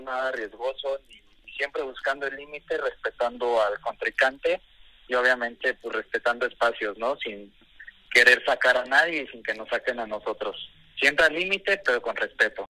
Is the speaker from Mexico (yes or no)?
yes; Mexico; Por ser mexicano